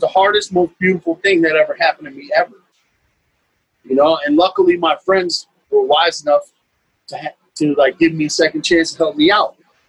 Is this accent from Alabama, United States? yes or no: no; Beacon, New York, United States; also born or lived in Newburgh; And so I'm from Beacon, New York. I was born in Newburgh, New York, across the river.